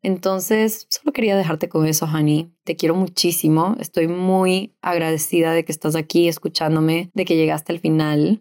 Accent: Ecuador; moved away as an adult; also born or lived in Venezuela; Yo de los 18 a los 28 me mudé, viví en diferentes países, mis papás se quedaron en Ecuador

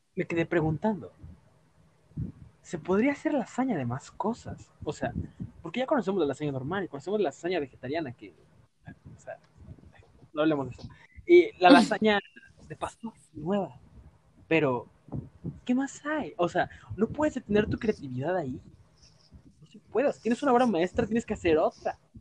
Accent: Mexico; como mexicano

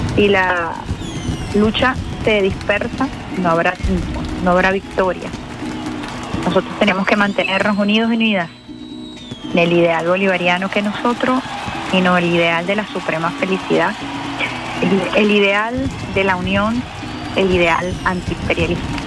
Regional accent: Venezuela; nos define como venezolanos

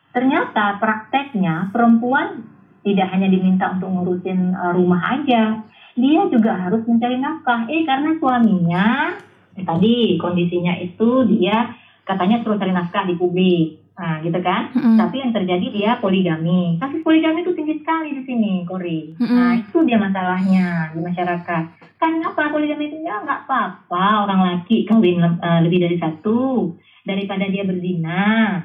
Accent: North Aceh, Indonesia; also born or lived in Yogyakarta; now in Banda Aceh, Indonesia; saya anak Aceh Utara itu lahir dan dibesarkan Aceh Utara sampai SMA

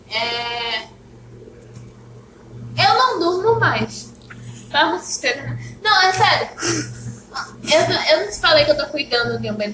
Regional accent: Paraíba, Brazil; born there; é eu nasci na Paraíba. Só que ela veio pra cá.

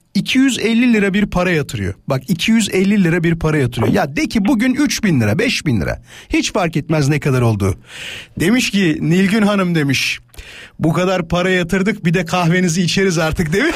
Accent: İzmit, Kocaeli, Turkey; Canım memleketim

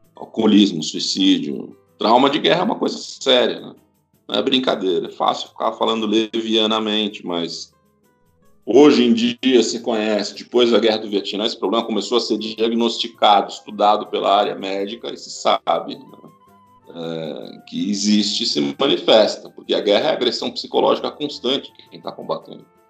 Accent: Brazil; Eu sou brasileiro

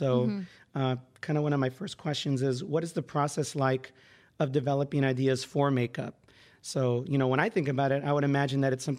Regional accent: San Diego, California, United States; I grew up here in San Diego.

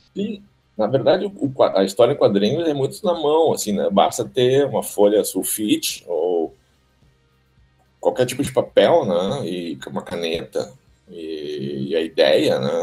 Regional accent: Porto Alegre, Rio Grande do Sul, Brazil; Nasci aqui na Beneficência Portuguesa, mas aí até os 6, 7 anos eu morei lá no, no, no Alegrete

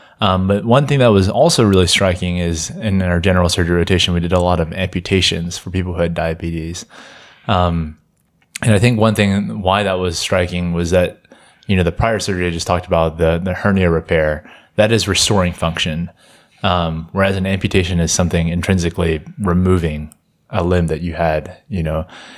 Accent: Jackson, Mississippi, United States; Yeah, I am from Jackson, Mississippi. I'm a third year medical student.

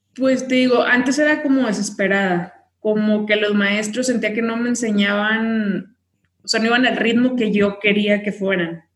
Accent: Tamaulipas, Mexico; moved away as an adult; now in Mexico City, Mexico; vivo en Ciudad de México, pero soy de Tamaulipas

